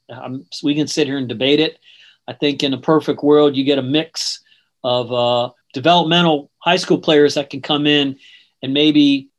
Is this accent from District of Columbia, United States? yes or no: yes; Washington, District of Columbia, United States; moved away as an adult; now in Florida, United States; growing up where I grew up in Washington, D.C., it wasn't a big college town. It was a professional sports town.